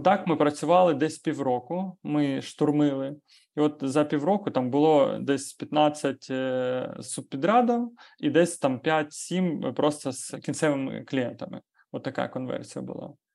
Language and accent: Ukrainian; Ukraine; ми з України